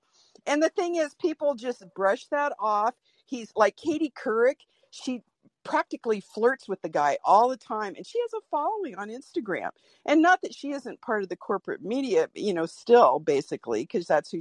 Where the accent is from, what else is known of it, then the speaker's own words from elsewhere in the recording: Norfolk, Virginia, United States; now in Portland, United States; I was born in Norfolk, Virginia, the you know, epicenter of military everything